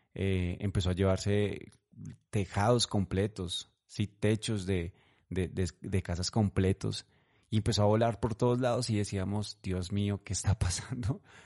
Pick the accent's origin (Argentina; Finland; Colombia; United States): Colombia; en Colombia, en este momento, actualmente en mi país